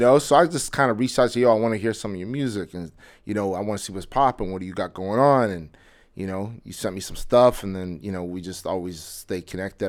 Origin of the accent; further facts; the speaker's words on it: Edmonton, Alberta, Canada; moved away as an adult; now in Toronto, Canada; I'm originally, like, I grew up in Edmonton